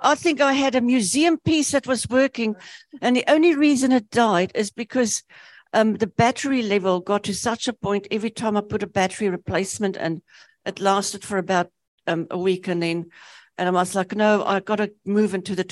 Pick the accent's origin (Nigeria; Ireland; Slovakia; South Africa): South Africa; also born or lived in Namibia; now in New Zealand; I grew up in South Africa, we used the UK system for maths. So when I came to New Zealand